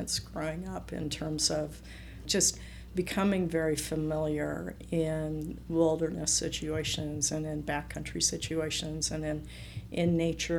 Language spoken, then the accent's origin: English; San Francisco Bay Area, California, United States; born or raised there; moved away as an adult; also born or lived in Ecuador; now in Utah, United States